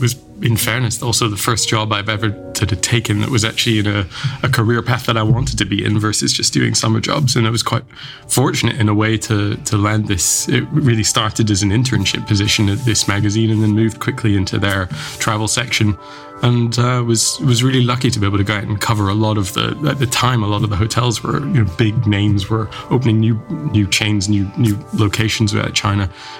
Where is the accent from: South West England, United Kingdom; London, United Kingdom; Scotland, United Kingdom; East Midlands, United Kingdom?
Scotland, United Kingdom; very happy memories of growing up in Scotland, certainly. As many people know, it's a very wet country, but it's also a very beautiful country.